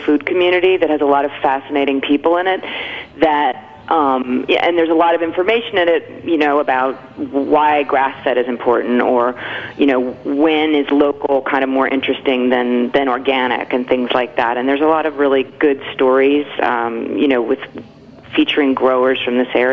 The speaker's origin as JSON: {"language": "English", "region": "New Jersey", "country": "United States", "tie": "born or raised there", "moved": "as an adult", "said": "I grew up in New Jersey"}